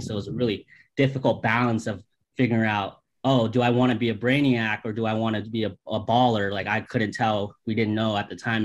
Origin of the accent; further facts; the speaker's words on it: St. Petersburg, Florida, United States; we are born and raised in St. Petersburg, Florida